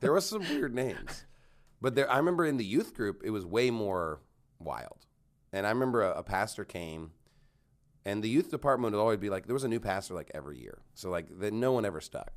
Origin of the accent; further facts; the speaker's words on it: Canyon, Texas, United States; also born or lived in Houston, Texas / Phoenix, Arizona; now in Dallas-Fort Worth, United States; I lived in Canyon, but it's, like, ten minutes from Amarillo